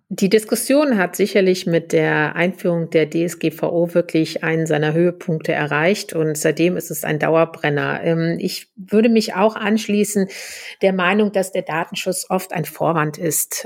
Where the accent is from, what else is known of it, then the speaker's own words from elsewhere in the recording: Germany; bei uns in Deutschland